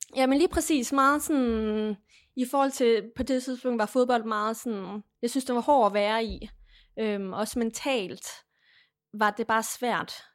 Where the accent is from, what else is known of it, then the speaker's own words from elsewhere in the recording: Lemvig, Central Denmark Region, Denmark; boede stadigvæk hjemme i Lemvi